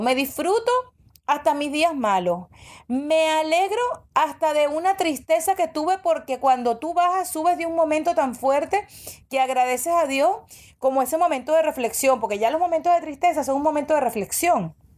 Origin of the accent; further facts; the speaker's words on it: Venezuela; moved away as an adult; now in United States; yo emigré a los 25 años, yo me fui de Venezuela